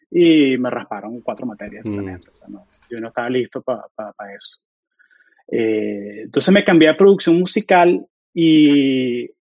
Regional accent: Orlando, Florida, United States; also born or lived in Venezuela; nos fuimos de Venezuela en el 2000 o no fueron, mejor dicho, o sea, porque yo era un chamo y, crecimos en Orlando, Florida. Eh, fue como que tuve esa niñez así de, suburbio americano

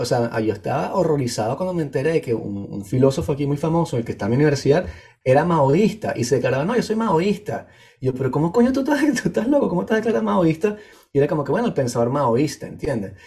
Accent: Venezuela; moved away; soy muy venezolano centrista

